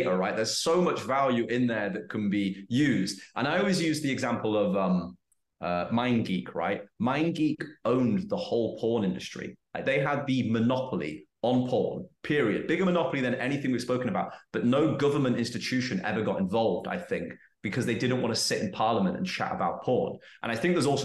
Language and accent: English; England, United Kingdom; moved away as an adult; I've learned more about being English in the 2 years I've been out of the UK than I have in the 27 years I was there.